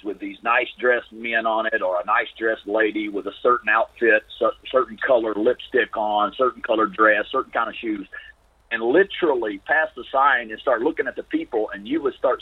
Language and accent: English; United States; I'm an American